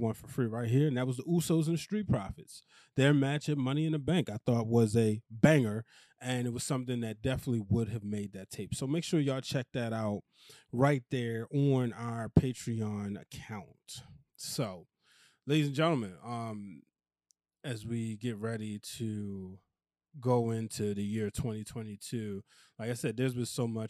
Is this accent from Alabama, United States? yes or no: no; Baltimore, Maryland, United States; accent: Baltimore; my Baltimore accent